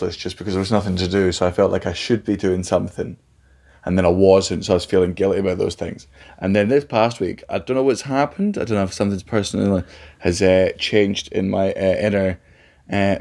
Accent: Scotland, United Kingdom; moved away; coming from growing up in Scotland

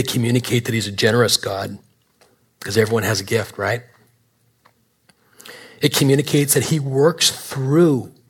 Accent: Canada; moved away; I'm Canadian

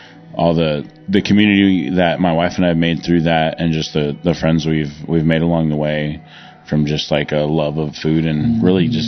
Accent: Broken Arrow, Oklahoma, United States; also born or lived in Southern California; So, I feel like I grew up in Oklahoma now. I moved here 92. My parents dragged me kicking and screaming from Southern California to landlocked Oklahoma in Broken Arrow.

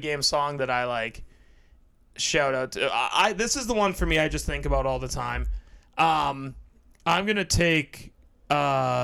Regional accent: Toronto, Ontario, Canada; I'm, you know, from Toronto

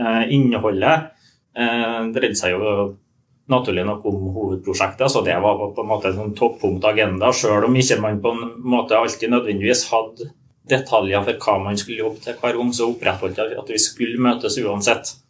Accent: Nordmøre, Møre og Romsdal, Norway; Jeg kommer fra Nordmøre.

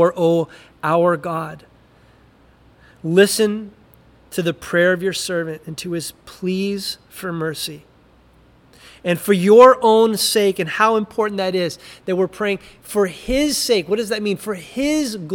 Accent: United States; we're American

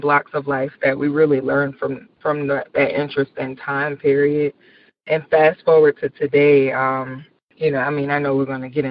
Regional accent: Marrero, Louisiana, United States; also born or lived in Belle Rose, Louisiana; That's where I'm from. I'm from Marrero, Louisiana, which is about 10 minutes outside of New Orleans.

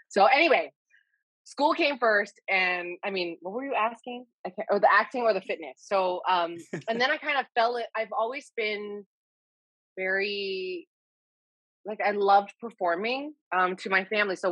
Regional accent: Texas, United States; also born or lived in Hawaii; I grew up in Texas and, well, I was born in Hawaii and then I moved to Texas when I was 8

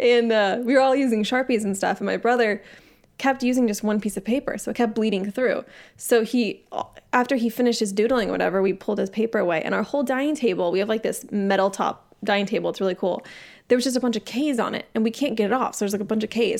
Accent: San Diego, California, United States; I grew up in San Diego

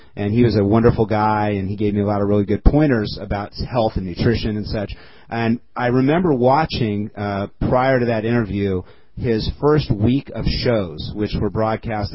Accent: Culver City, California, United States; also born or lived in Glendale; I grew up in Culver City, as a matter of fact, as a kid

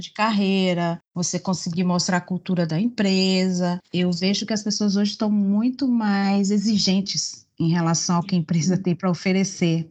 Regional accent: Bahia, Brazil; accent: Bahian; Sou baiana, pelo uhum. sotaque dá para ver

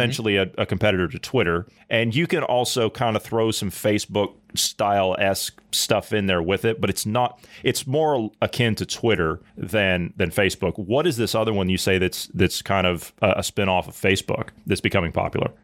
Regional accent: Southeast Ohio, United States; moved away; I grew up in Southeast Ohio on a, uh, uh, on the Ohio River

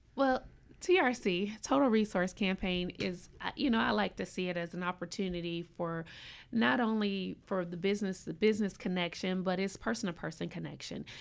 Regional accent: Indianapolis, Indiana, United States; moved away as an adult; also born or lived in Gainesville, Florida; now in Tallahassee, United States; I'm a transplant, I am originally from Indianapolis, and I came here by way of coaching over at Florida State University.

